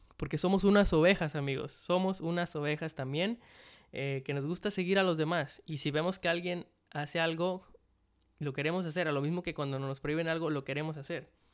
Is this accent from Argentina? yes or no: no; Mexico; en México, en mi país